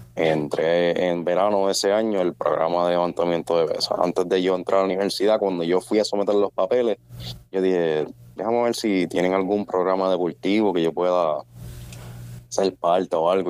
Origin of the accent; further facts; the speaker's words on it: Sabana Seca, Puerto Rico; moved away as an adult; now in United States; yo soy un chamaco humilde de barrio, yo vengo de Sabana Seca